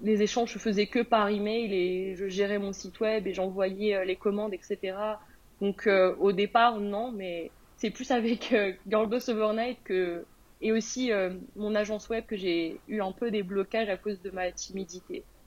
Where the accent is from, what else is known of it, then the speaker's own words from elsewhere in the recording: France; moved away as an adult; now in United Kingdom; je suis une Française qui est expatriée au Royaume-Uni depuis 2019